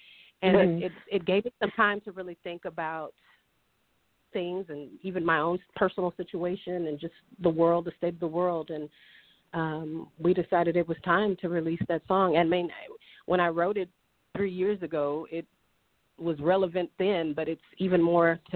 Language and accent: English; Texas, United States; I'm from Texas, born and raised.